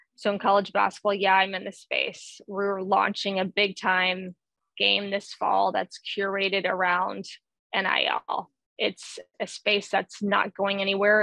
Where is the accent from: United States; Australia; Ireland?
United States; the South; I grew up, I was born and raised in the South